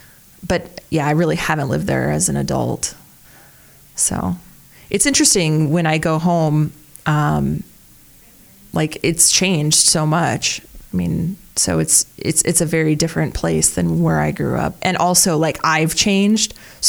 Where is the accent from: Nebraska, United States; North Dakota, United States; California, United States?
North Dakota, United States; Fargo; moved away as an adult; now in Omaha, United States; I'm from Fargo. Yeah, I haven't lived in Fargo since I graduated from high school. Well, I lived in Fargo during that time between law school and college for a short bit